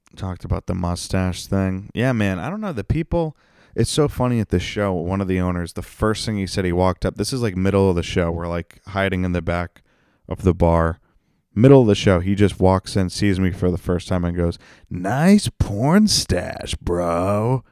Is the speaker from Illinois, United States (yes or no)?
no; North Attleboro, Massachusetts, United States; my hometown of North Attleboro.